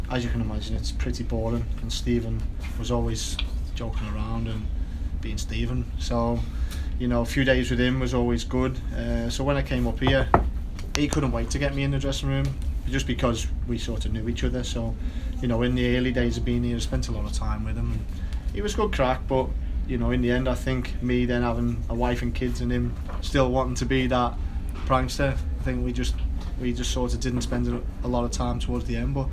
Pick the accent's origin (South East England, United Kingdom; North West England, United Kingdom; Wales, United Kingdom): North West England, United Kingdom; Wigan; because I come from Wigan where it was really a working class club.